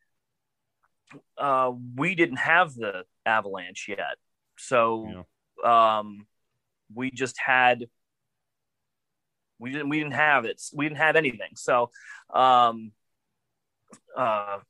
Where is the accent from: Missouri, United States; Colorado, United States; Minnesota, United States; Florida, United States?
Colorado, United States; I'm from Colorado and grew up with two relatively good-sized ponds within walking distance of my house